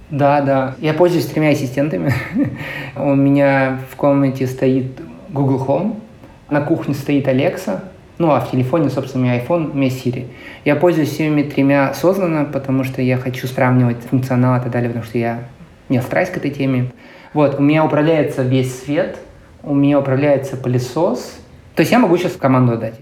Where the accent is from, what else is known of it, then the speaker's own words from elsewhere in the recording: Krasnoyarsk, Krasnoyarsk Krai, Russia; moved away as an adult; also born or lived in Moscow; now in San Francisco, United States; Я родился и вырос в Красноярске